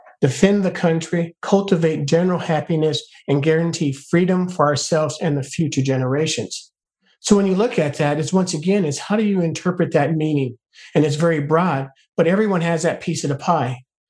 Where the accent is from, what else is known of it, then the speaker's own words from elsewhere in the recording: United States; I'm an American that actually has a Black culture. But my first thing I look at is I'm American first.